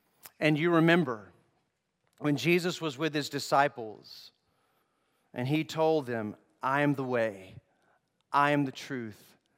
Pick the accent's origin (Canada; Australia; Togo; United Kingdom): Togo; I grew up in Togo, West Africa.